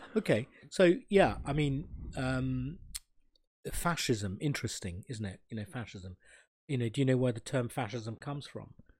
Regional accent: Sri Lanka; I'm a burgher from Sri Lanka

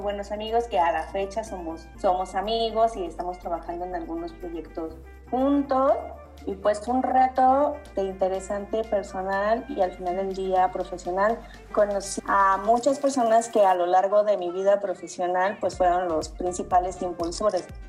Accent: Uruapan, Michoacán, Mexico; also born or lived in Morelia; soy de Uruapan. Entonces llegué a, a Morelia, a la universidad

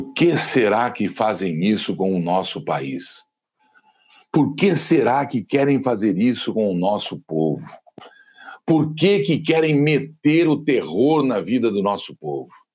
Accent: Brazil; Somos brasileiros com muito orgulho

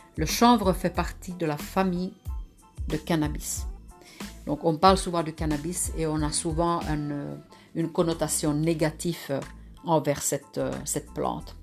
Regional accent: Lapland, Finland; moved away; je suis née dans le Grand Nord en Finlande, près de la nature, avec les animaux

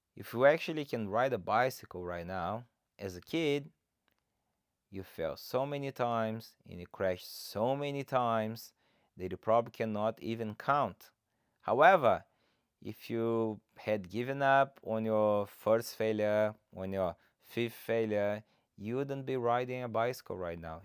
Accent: Brazil; English is a second language; moved away; I'm originally from Brazil. that's why I have this funny accent.

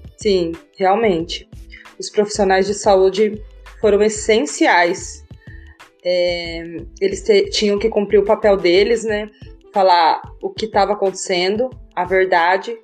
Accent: Itápolis? / Bitinga, São Paulo, Brazil; sou de Bitinga, São Paulo

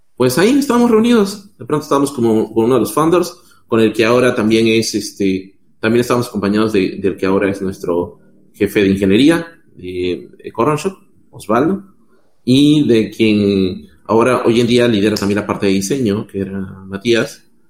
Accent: Peru; moved away as an adult; also born or lived in Mexico; now in Chile; yo soy de Perú

